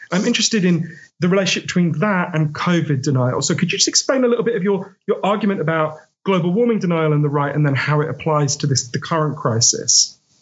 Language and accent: English; United Kingdom; I'm a British writer